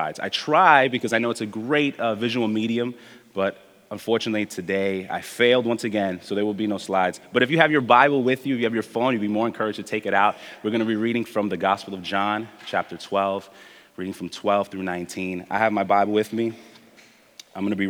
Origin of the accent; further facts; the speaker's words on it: New York City, New York, United States; also born or lived in Spanish Harlem, Manhattan, New York; I'm one of the resident Brooklynites in the community. I was raised in Midwood.